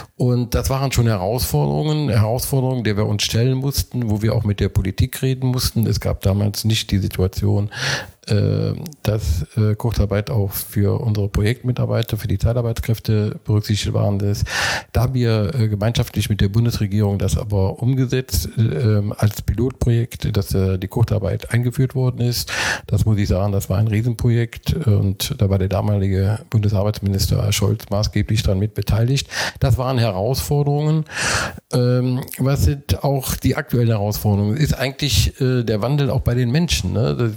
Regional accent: Mönchengladbach, North Rhine-Westphalia, Germany; also born or lived in Gelsenkirchen; now in Korschenbroich, Germany; bin gebürtiger Mönchengladbacher

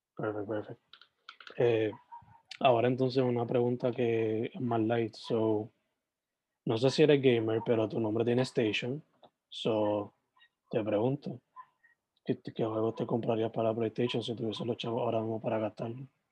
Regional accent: southwest Puerto Rico, Puerto Rico; yo soy del suroeste

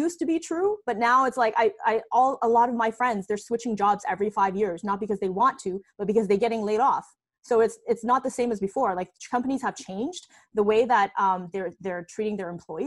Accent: Canada; also born or lived in China; I was actually born in China, and we immigrated to Canada when I was 8 years old

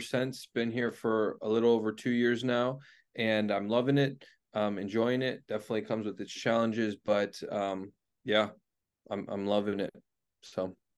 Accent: Cleveland, Ohio, United States; I grew up in Cleveland, Ohio

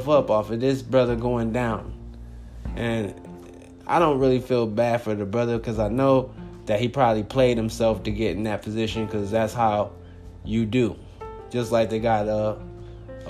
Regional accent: Compton, California, United States; now in Phoenix, United States; I'm originally from Los Angeles, California. Compton, to be exact

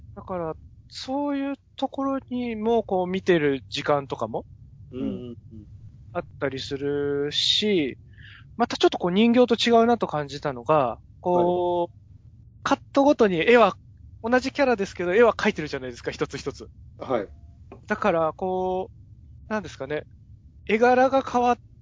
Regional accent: Ushiku, Ibaraki, Japan; 僕、茨城の牛久で育ったんですけど

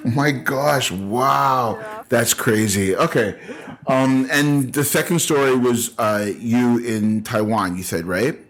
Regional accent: Canada; we are Canadian

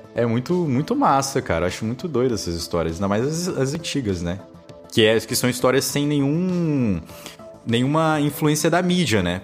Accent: Manaus, Amazonas, Brazil; Eu sou do Amazonas, sou de Manaus

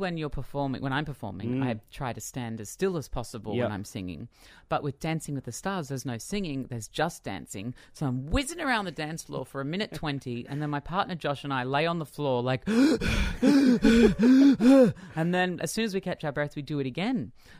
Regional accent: Australia; I think being an Australian pop performer, well, for me at least, it's very hard to ever put … down because she was such an influence on me growing up.

